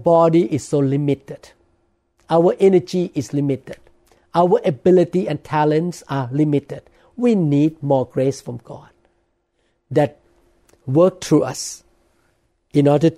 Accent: Thailand; accent: Thai; English is a second language; now in United States; preaching in Thai. But I'm really nervous in preaching in English because of my accent

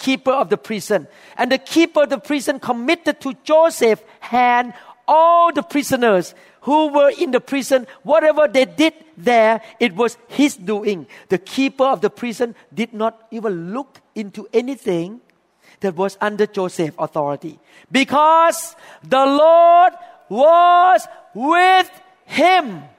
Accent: Thailand; accent: thick English accent; English is a second language; moved away as an adult; now in United States

